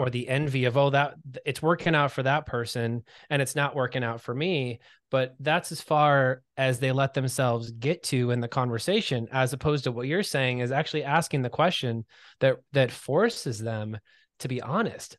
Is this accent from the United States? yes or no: yes; Michigan, United States; now in Los Angeles, United States; I'm from Michigan originally